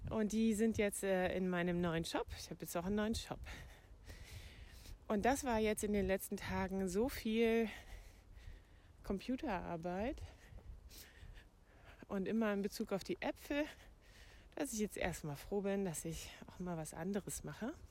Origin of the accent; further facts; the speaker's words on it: Brandenburg, Germany; Ich bin in meiner alten Heimat im Havelland und kümmere mich hier um den Hund von meiner Mutter